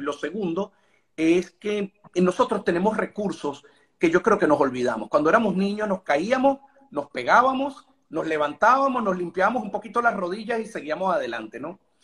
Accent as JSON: {"language": "Spanish", "country": "Venezuela", "said": "nosotros como venezolanos"}